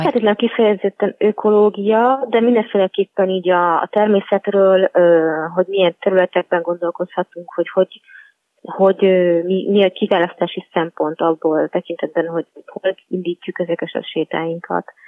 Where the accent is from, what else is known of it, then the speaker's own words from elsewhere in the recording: Budapest, Hungary; moved away; also born or lived in Pilis; én jó magam abszolút egy, egy budapesti városi lány vagyok, panelházban nőttem fel